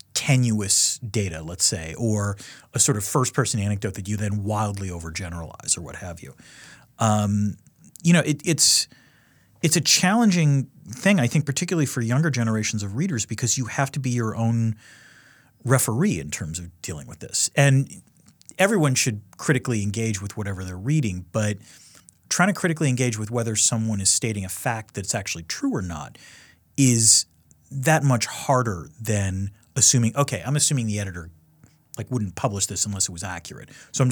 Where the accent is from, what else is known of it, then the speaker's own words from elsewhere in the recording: Connecticut, United States; It was sort of surprising relative to being an American, you know, growing up on the Hartford Current mostly, which was my local paper.